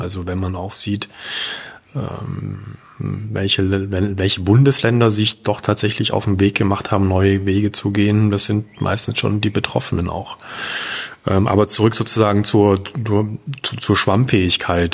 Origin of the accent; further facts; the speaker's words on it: Leipzig, Saxony, Germany; als Leipziger